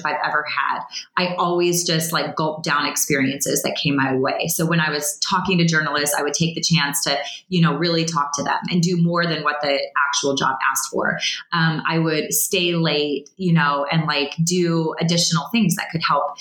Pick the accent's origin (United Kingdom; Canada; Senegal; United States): United States; Illinois; moved away; I was from the Midwest of Illinois